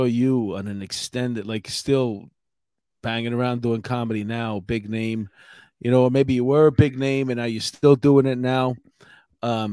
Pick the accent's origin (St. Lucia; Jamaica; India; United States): United States; New York City, New York; we grew up here in New York City